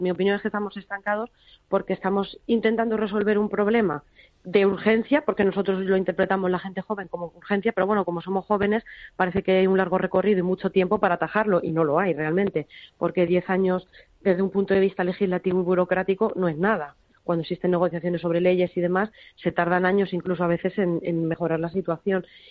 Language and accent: Spanish; Toledo, Castilla-La Mancha, Spain; yo que soy de Toledo